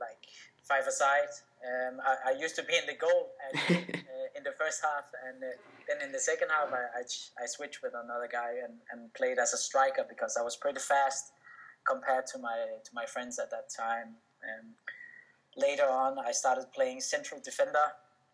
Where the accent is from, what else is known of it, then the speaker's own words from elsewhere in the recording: Denmark; I was born and raised in Denmark